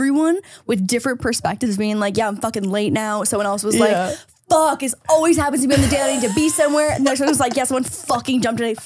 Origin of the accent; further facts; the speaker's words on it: Niagara Falls, Ontario, Canada; moved away; also born or lived in Toronto; Niagara Falls area